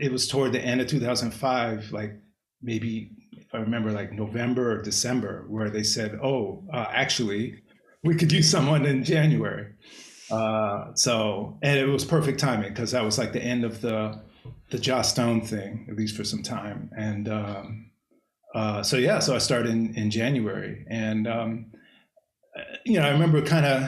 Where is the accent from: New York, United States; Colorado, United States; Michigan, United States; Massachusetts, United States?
Massachusetts, United States; Cambridge; moved away; I grew up in Cambridge